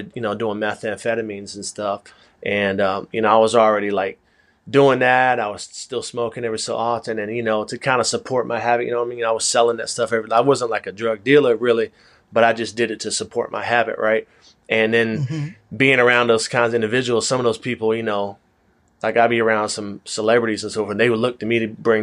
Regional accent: Atlanta, Georgia, United States; I am from Atlanta.

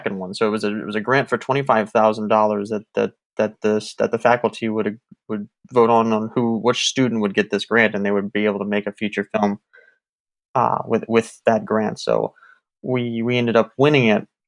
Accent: New Orleans, Louisiana, United States; moved away as an adult; also born or lived in Mississippi / Las Vegas; we grew up in New Orleans, so you know, we lived in New Orleans for most of our lives between New Orleans and Mississippi

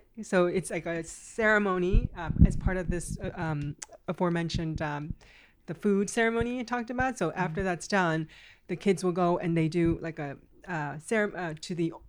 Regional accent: California, United States; moved away; Well, I moved here from the States, and I grew up in California.

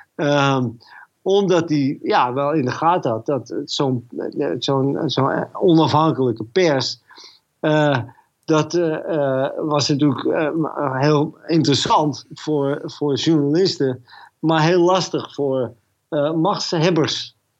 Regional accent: Netherlands; moved away as an adult; also born or lived in Moscow; uit Holland

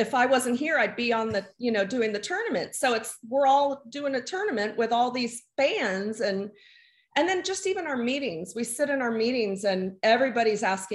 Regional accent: San Diego, California, United States; I grew up in San Diego.

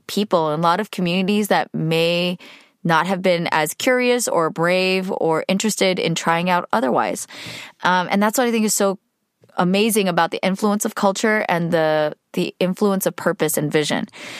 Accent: California, United States; We don't need to talk about how old I am, but I grew up in the Bay Area, where boba has been around for quite a while.

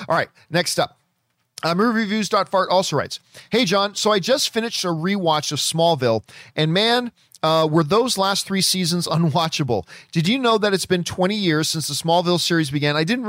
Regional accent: New York City, New York, United States; I was born and raised in Washington Heights, New York. My family is from the Dominican Republic

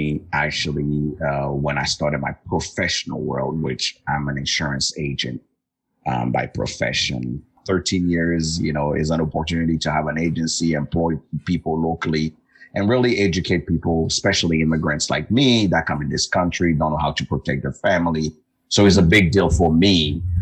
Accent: Togo; moved away; Originally, I was born and raised in West Africa in a small country named Togo

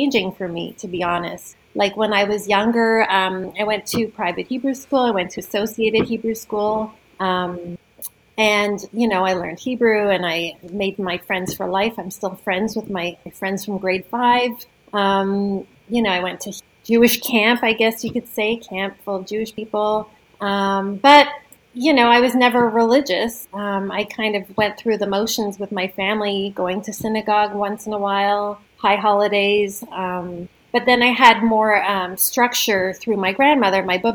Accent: Toronto, Ontario, Canada; moved away as an adult; now in Stratford, Canada; I'm from Toronto

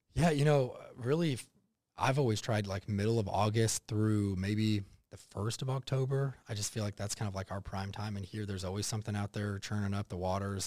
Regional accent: United States; also born or lived in Texas / Oklahoma; growing up in Texas and Oklahoma

